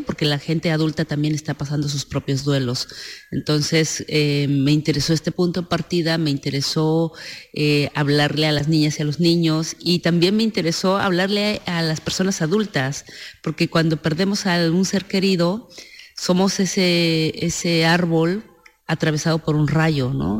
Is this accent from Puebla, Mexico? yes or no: no; San Miguel el Grande, Oaxaca, Mexico; Villa Guadalupe Victoria, San Miguel el Grande en Oaxaca, al sur de México, es de donde soy originaria, es, es mi pueblo